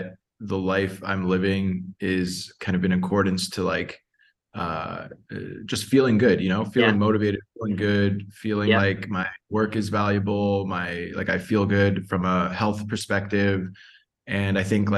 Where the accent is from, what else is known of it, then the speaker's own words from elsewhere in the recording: Toronto, Ontario, Canada; moved away as an adult; also born or lived in Mexico City / Costa Rica; now in Puerto Escondido, Mexico; I'm from Toronto. Grew up just north of the city.